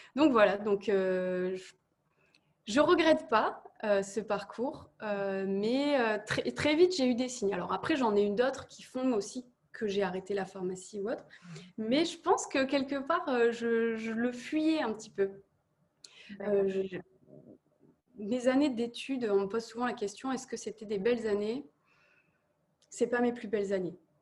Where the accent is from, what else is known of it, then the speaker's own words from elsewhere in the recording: Nord-Pas-de-Calais, Hauts-de-France, France; j'ai fait les petites élections à côté de chez moi, et puis je suis arrivée à l'élection de Miss Nord-Pas-de-Calais